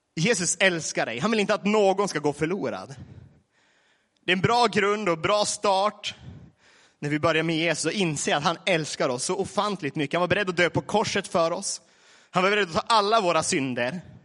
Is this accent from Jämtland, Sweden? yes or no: no; Vilhelmina, Västerbotten County, Sweden; now in Laholm, Sweden; från Nedre Malgånäs, Vilhelmina kommun. Numera Laholm, snart Barranco Lima.